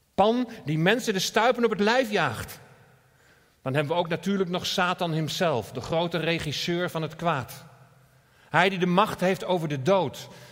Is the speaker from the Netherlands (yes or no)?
yes; Netherlands; we als Nederlanders